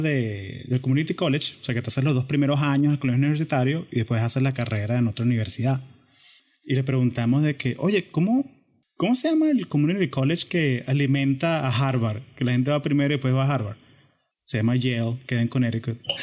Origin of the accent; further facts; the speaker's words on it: Venezuela; somos venezolanos